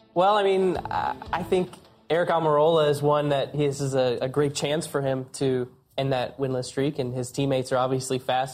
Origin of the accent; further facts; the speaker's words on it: Iowa, United States; I'm a short track guy from the Midwest. I grew up in Iowa